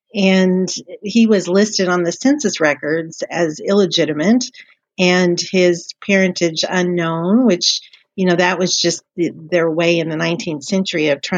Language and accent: English; Kentucky, United States; I'm from Kentucky